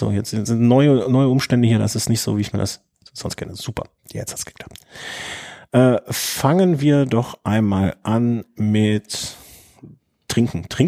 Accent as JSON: {"language": "German", "town": "Cologne", "region": "North Rhine-Westphalia", "country": "Germany", "said": "Als Kölner kann ich dazu natürlich so sagen, ist Düsseldorf immer ein Abenteuer"}